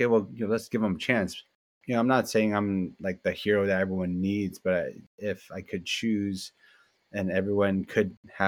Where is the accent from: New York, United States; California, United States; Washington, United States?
California, United States; San Francisco; I grew up in the Richmond district in San Francisco.